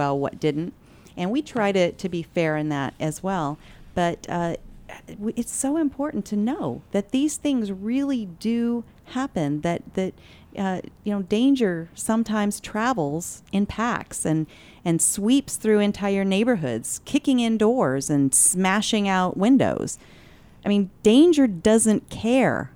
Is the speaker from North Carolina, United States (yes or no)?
no; Cottonwood, Arizona, United States; I grew up in Cottonwood part of the time growing up